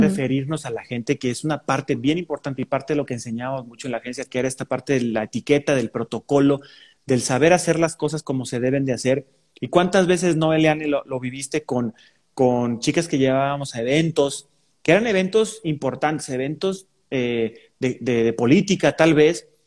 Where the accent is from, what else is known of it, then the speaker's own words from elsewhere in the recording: San Luis Potosí, Mexico; mi ciudad natal que quiero tanto, pero que, ah, cómo tiene sus grandes detalles. San Luis Potosí.